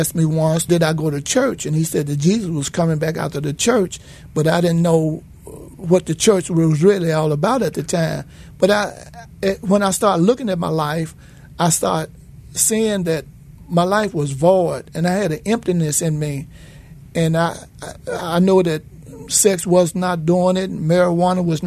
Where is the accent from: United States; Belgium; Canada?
United States; Memphis, Tennessee; I was raised in the Claiborne Homes Housing Project